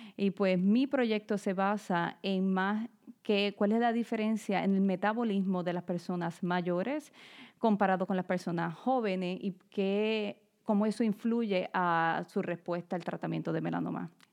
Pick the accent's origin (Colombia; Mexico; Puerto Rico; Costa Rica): Puerto Rico; Ponce; moved away as an adult; also born or lived in Bayamón, Puerto Rico / Florida; now in Philadelphia, United States; Yo nací en Bayamón, Puerto Rico, pero alrededor de mis siete años nos mudamos para Ponce, que es en el área sur, este, porque mi papá consiguió un trabajo allá. Y pues ahí fue que crecí y prácticamente me crié hasta la universidad.